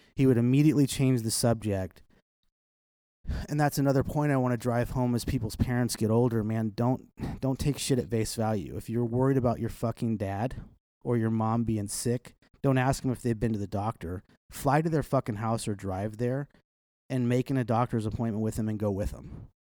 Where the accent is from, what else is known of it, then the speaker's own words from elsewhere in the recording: Kansas City, Missouri, United States; I grew up in South Kansas City